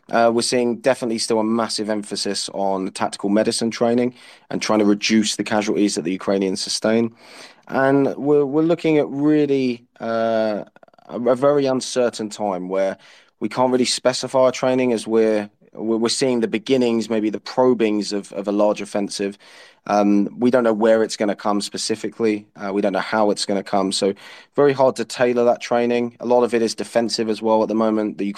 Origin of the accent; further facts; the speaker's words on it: United Kingdom; use my experience as a British soldier uh, my my knowledge of uh, NATO military uh, practices